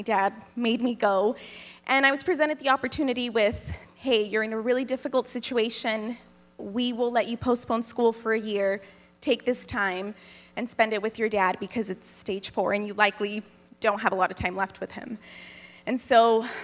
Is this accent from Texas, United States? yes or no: yes; Texas, United States; now in Jackson, Tennessee, United States; I'm in Jackson, Tennessee, but I'm from Texas